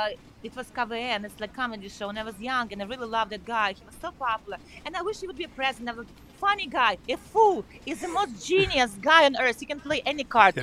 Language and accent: English; Ukraine; moved away; sometimes I speak a little bit Russian because I'm from Ukraine